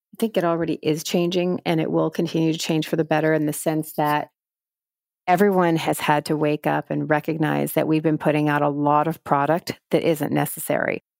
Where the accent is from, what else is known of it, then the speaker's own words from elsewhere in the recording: Texas, United States; moved away as an adult; also born or lived in New York; I grew up in Texas at a time when I felt like I needed to fit